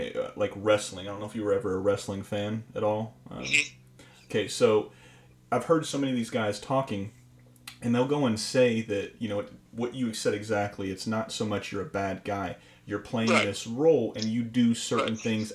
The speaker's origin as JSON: {"language": "English", "region": "Florida", "country": "United States", "said": "I'm from Florida"}